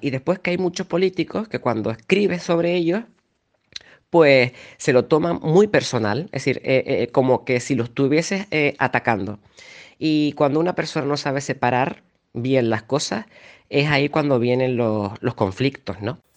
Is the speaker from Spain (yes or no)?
yes; Canary Islands, Spain; Yo aquí estoy en Canarias, pero yo soy canario